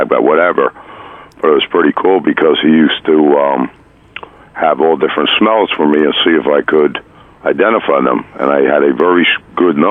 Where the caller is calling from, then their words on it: Union Beach, New Jersey, United States; also born or lived in Keyport, New Jersey; I'm calling from Union Beach, New Jersey